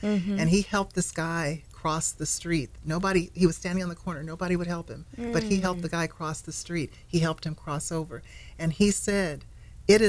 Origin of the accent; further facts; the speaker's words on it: California, United States; now in Nashville, United States; when I was growing up in California, we didn't get any of that. Most of what I learned, I ended up learning when I moved to Nashville